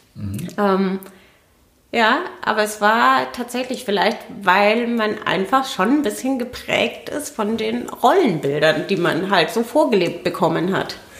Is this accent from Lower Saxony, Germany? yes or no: no; Franconia, Bavaria, Germany; moved away as an adult; now in Berlin, Germany; Ich bin Fränkin und ähm, ja, also exil Exilfränkin